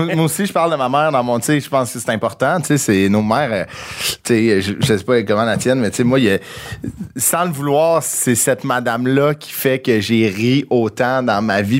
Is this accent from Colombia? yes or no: no; Sainte-Thérèse, Quebec, Canada; je viens de Sainte-Thérèse